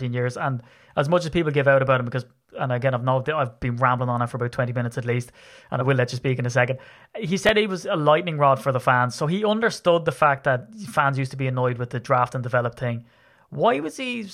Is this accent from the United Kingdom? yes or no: no; Ireland; I'm Irish